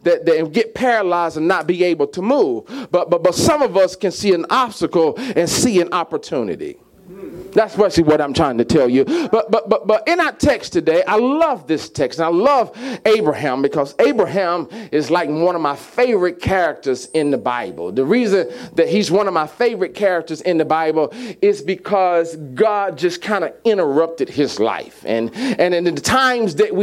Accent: Mississippi, United States; I'm from Mississippi

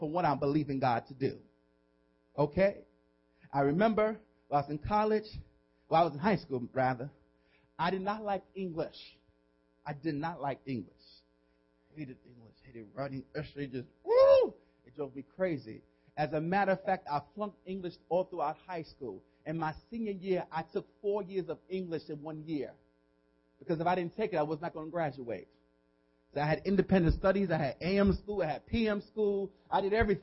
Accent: New York City, New York, United States; moved away as an adult; now in Hackensack, United States; I'm really from New York City, from the Boogie Down Bronx

